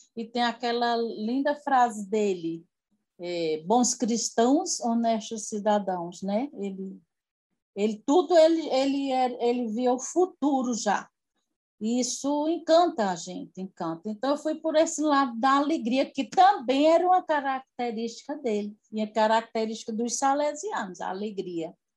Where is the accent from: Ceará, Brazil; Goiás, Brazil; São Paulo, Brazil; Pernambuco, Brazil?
Ceará, Brazil; Nova Olinda; also born or lived in Recife; now in Juazeiro do Norte, Brazil; nasci numa cidade aqui perto, na cidade de Crato, é, pertinho da cidade de Crato, que é Nova Olinda